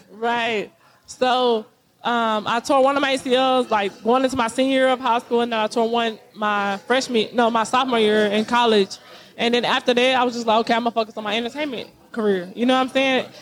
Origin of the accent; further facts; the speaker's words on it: Texas, United States; I come from I come from Texas County, Texas. Like the country, like the gutter, the the, the mud, like literally a little hole.